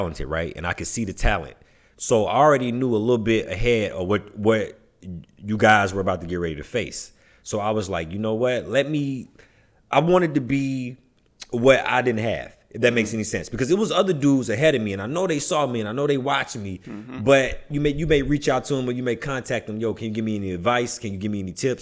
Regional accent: Alabama, United States; moved away; I started YouTubing in Alabama

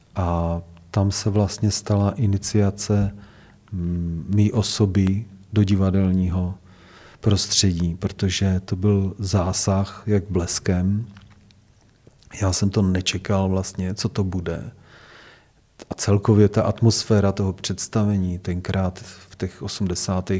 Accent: Hradec Králové, Hradec Králové Region, Czechia; chtěl jsem zůstat v Hradci Králové, protože to je moje rodné město. Měl jsem k němu vztah od dětství

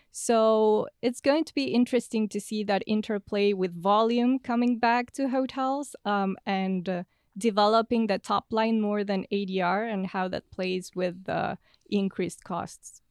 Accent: Buenos Aires, Argentina; moved away as an adult; now in United States; I'm originally from Buenos Aires in Argentina, and I came to the U S at the end of twenty seventeen.

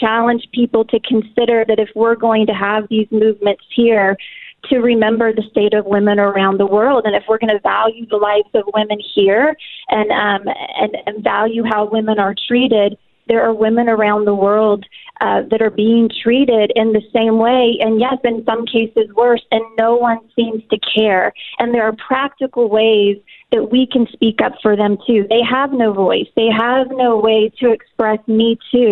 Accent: United States; as an American woman

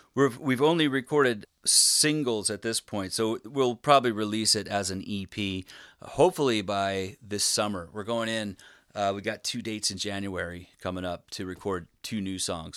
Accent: Spokane, Washington, United States; moved away as an adult; also born or lived in Bellingham, Washington; now in Philadelphia, United States; I grew up in Spokane, Washington, and I moved to Philly

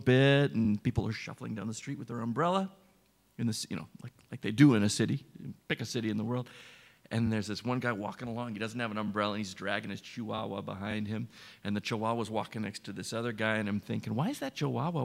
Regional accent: Portland, Oregon, United States; moved away as an adult; now in Barcelona, Spain; I'm also from Portland, Oregon.

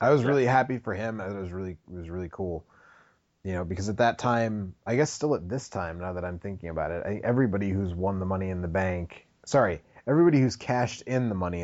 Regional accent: Milwaukee, Wisconsin, United States; I'm from Milwaukee

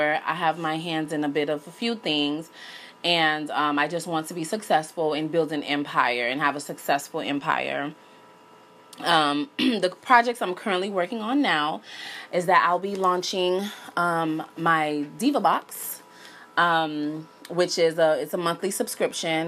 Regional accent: Miami, Florida, United States; moved away as an adult; now in Los Angeles, United States; I was born in Miami, Florida. I attended North Miami Beach Senior High School.

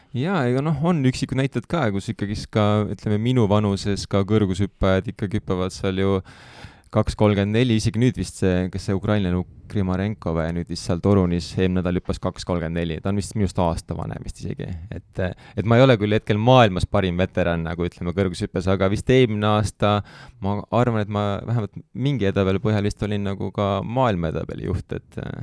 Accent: Tallinn, Harju County, Estonia; ma olen sealt Kristiine kandist

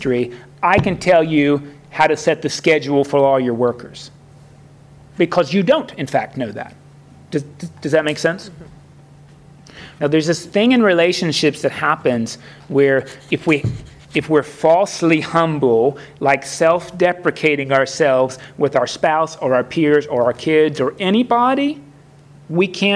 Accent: Florida, United States; also born or lived in Kentucky; as a Southerner, even though I grew up in Florida, that's the North, but I was born in Kentucky, and that's the South, really.

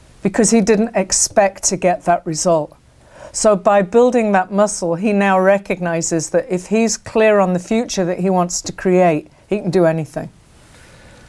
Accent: England, United Kingdom; moved away; I grew up, I grew up in England

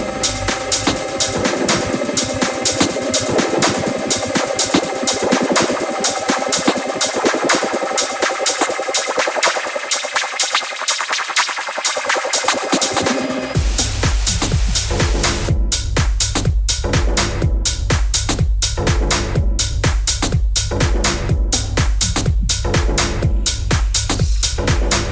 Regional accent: Portsmouth, South East England, United Kingdom; moved away; back in my hometown of Portsmouth

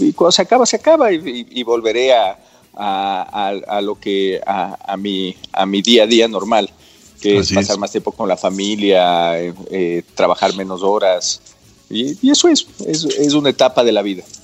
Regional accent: Quito, Pichincha, Ecuador; Yo nací en Quito en 1974 en la Clínica San Francisco. Mi papá es quiteño, mi mamá es quiteña

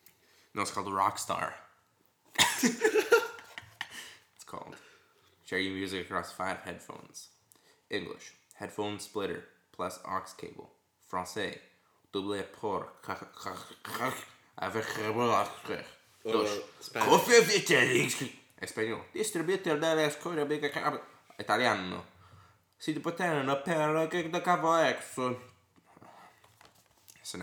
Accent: California, United States; I grew up in California.

